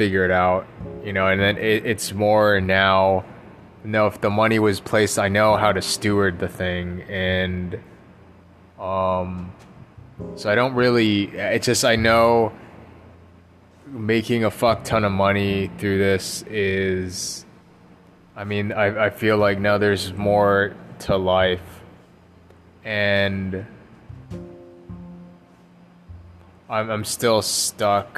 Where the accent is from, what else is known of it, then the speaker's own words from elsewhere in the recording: United States; I am American